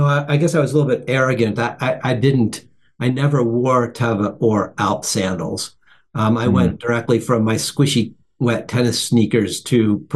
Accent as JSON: {"language": "English", "town": "Buffalo", "region": "New York", "country": "United States", "tie": "born or raised there", "said": "I grew up in Buffalo, New York"}